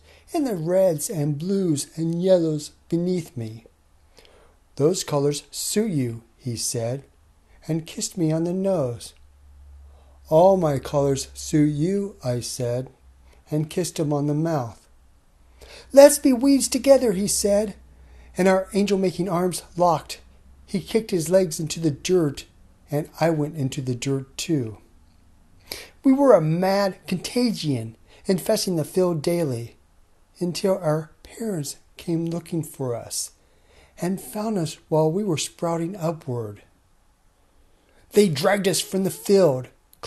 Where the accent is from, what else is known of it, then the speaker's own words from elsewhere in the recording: Vermont, United States; I'm from Vermont